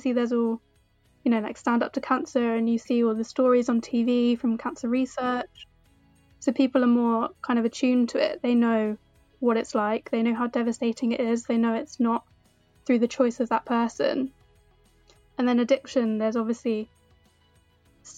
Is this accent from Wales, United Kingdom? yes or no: no; Portsmouth, South East England, United Kingdom; now in London, United Kingdom; I'm from Portsmouth originally, but I live in London now